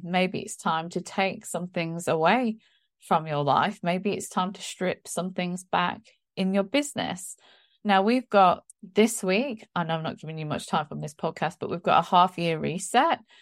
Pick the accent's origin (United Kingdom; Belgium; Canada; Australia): United Kingdom; England; moved away; being English and being a Christian